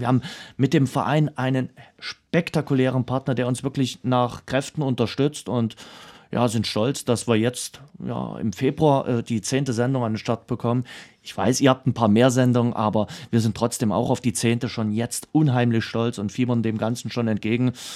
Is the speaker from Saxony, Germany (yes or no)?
yes; Dresden, Saxony, Germany; Was man bei mir immer so schön raushört, ist, äh, dass man weiß, wo ich herkomme. Und das ist Dresden, die Stadt, die ich liebe